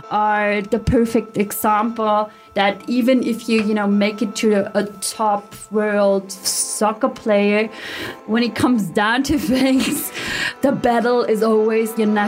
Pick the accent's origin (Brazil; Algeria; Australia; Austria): Austria; The the thing is, like right from the beginning, I always knew, you know, I'm not part of this. Whatever this whole Austrian identity is, those who are part of it decided I'm not part of it.